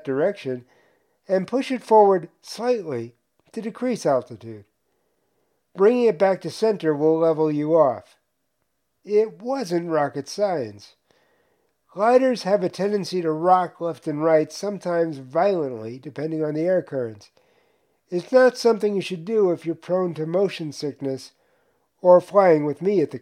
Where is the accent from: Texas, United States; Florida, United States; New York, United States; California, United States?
New York, United States; moved away as an adult; also born or lived in Tucson, Arizona; Growing up in New York